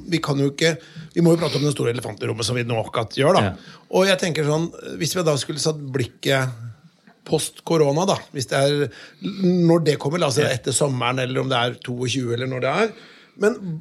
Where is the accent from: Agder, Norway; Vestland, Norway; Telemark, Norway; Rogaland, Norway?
Telemark, Norway; Notodden; jeg kommer fra Notodden